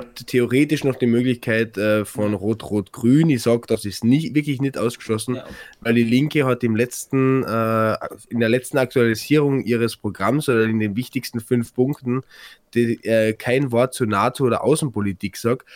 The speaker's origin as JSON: {"language": "German", "region": "Carinthia", "country": "Austria", "said": "bei uns in Kärnten"}